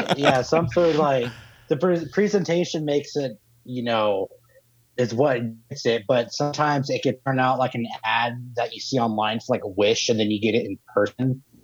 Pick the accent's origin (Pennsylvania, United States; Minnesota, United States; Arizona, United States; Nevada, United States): Nevada, United States; I'm from Nevada.